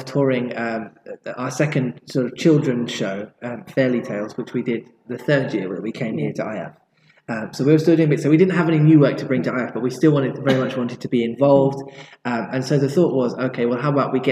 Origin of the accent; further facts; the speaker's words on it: Kingston upon Thames, London, United Kingdom; moved away; I don't live around here anymore, but this was my hometown